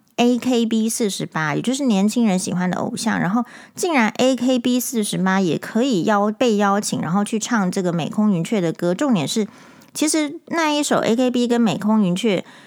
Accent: Taiwan; 身为台湾人是与有荣焉的

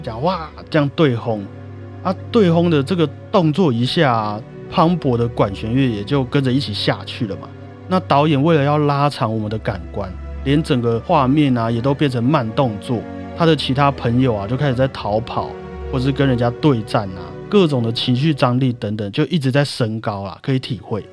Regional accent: Taiwan; 我是台湾人啊

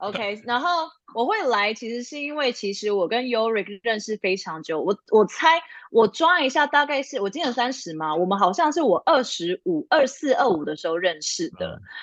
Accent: Taiwan; moved away as an adult; now in Los Angeles, United States; 我来自台湾，但我现在目前是住在美国洛杉矶

